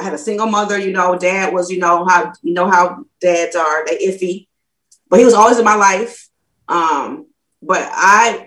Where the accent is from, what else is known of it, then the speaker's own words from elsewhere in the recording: Toledo, Ohio, United States; now in Alabama, United States; I'm from Toledo, Ohio